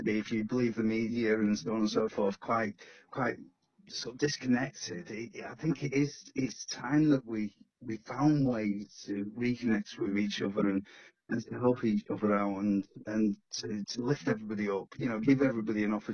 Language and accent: English; Stockport, North West England, United Kingdom; also born or lived in Greater Manchester; My parents came from Wythenshawe, but I was pretty much born and raised in Stockport